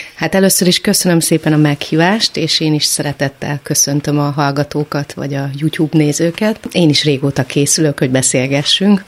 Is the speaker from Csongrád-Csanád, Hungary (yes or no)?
yes; Szeged, Csongrád-Csanád, Hungary; Valóban Szegeden születtem, ott nőttem föl